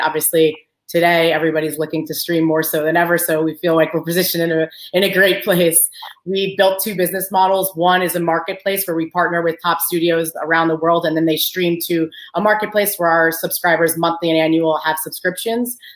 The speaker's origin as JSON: {"language": "English", "area": "Long Island", "region": "New York", "country": "United States", "tie": "born or raised there", "also_born_or_lived": "University of Maryland", "moved": "as an adult", "said": "I grew up in Long Island. Uh, my parents are both Albanian"}